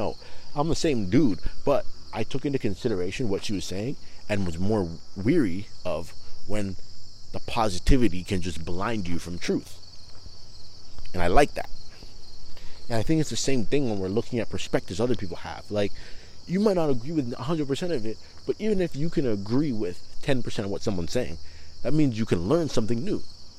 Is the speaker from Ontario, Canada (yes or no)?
yes; Toronto, Ontario, Canada; growing up in Toronto, I was around a lot of people who were Muslim